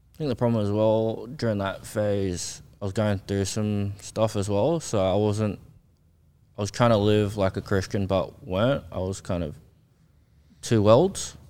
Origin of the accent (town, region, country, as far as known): Australia; born or raised there; also born or lived in South Korea